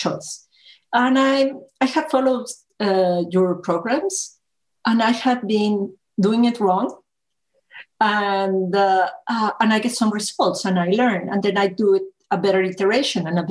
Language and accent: English; Mexico; I was born in Mexico